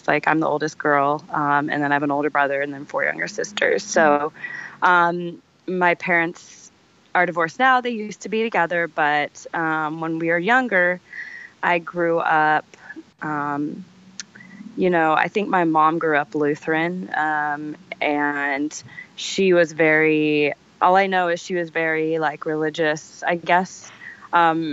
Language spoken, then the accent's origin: English; Sacramento, California, United States; I grew up in Sacramento, or California